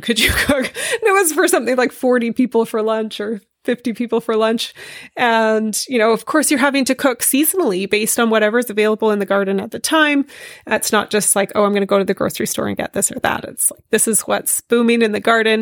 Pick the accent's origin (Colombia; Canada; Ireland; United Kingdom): Canada; Vancouver, British Columbia; I'm from Vancouver. I grew up in the city